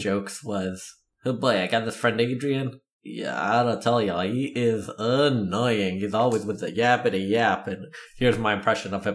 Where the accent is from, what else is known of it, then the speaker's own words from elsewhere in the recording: Canada; I'm Canadian